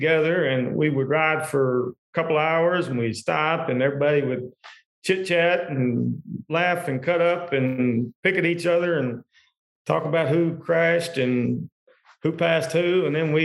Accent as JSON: {"language": "English", "town": "Tompkinsville", "region": "Kentucky", "country": "United States", "tie": "born or raised there", "moved": "as an adult", "lives_now": "Bowling Green, United States", "said": "I grew up an hour from here. We stress our eyes, I guess, in Monroe County"}